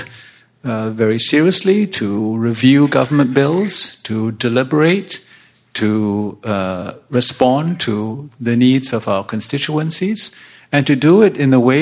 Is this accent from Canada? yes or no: yes; British Columbia, Canada; I'm from British Columbia.